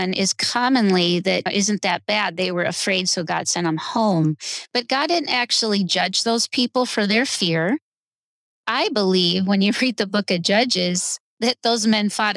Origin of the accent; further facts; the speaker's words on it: United States; I'm an American